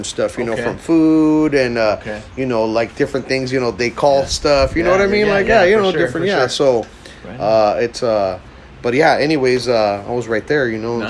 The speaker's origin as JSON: {"language": "English", "town": "Huntington Park", "region": "California", "country": "United States", "tie": "born or raised there", "also_born_or_lived": "Peru", "lives_now": "Downey, United States", "said": "My dad's from Ecuador and my mom's from Peru, you know, so, but I was born in Peru, you know, so, growing up, you know, in Huntington Park and, you know, I've been surrounded by all cultures"}